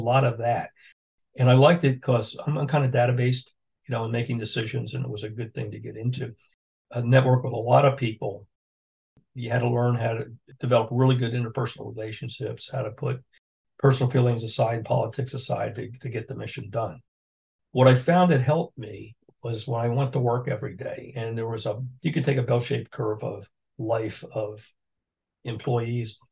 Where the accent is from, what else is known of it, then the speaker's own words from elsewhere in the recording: Philadelphia, Pennsylvania, United States; moved away as an adult; also born or lived in Washington / Newport; now in Jacksonville, United States; I'm from Philadelphia